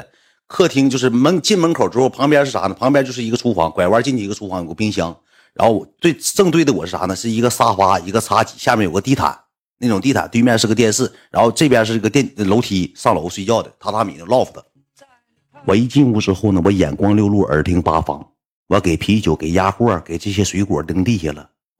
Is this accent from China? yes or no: yes; Northeast China, China; 我说那个，呃那个这是我朋友，我们一起的从东北过来的。